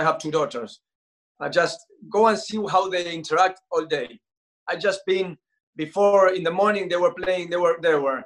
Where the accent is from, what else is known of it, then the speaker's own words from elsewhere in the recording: Argentina; I'm Argentinian